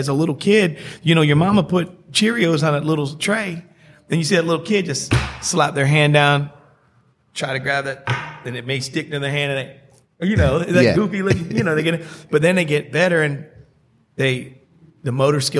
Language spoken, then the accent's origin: English; Connecticut, United States; I'm originally from Connecticut